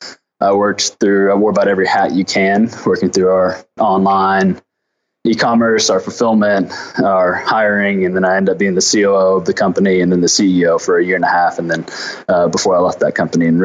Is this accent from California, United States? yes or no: no; Fayetteville, Arkansas, United States; So I'm from Arkansas. I grew up in the Ozark Mountains in Fayetteville, Arkansas.